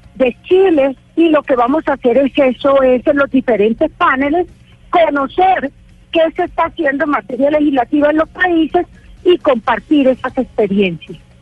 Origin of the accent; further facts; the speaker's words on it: Colombia; como ciudadano, como colombiano